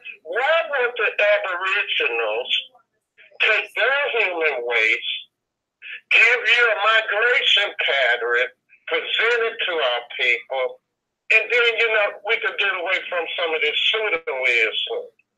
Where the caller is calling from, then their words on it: St. Louis, Missouri, United States; I'm calling from St. Louis.